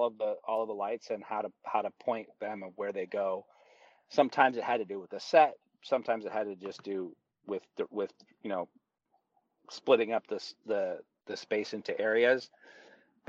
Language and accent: English; United States; I was raised in this country